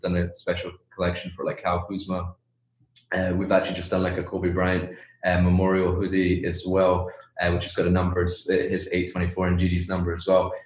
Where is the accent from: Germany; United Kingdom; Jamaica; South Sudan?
United Kingdom; Edinburgh, Scotland; born or raised there; moved away as an adult; also born or lived in China